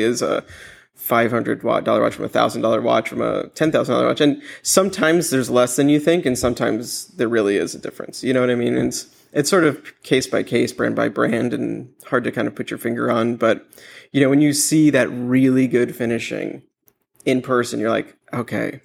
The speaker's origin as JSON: {"language": "English", "town": "New York City", "region": "New York", "country": "United States", "tie": "born or raised there", "said": "I grew up in Manhattan"}